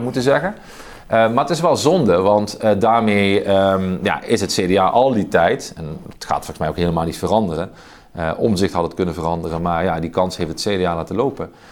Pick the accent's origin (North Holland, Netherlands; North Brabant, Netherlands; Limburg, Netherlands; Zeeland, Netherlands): Limburg, Netherlands; Oostelijke Mijnstreek; het dialect waar ik vandaan kom, in de oostelijke mijnstreek